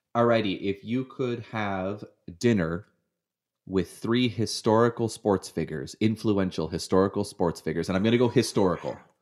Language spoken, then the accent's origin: English; Hamilton, Ontario, Canada; moved away as an adult; now in United States; I grew up in Hamilton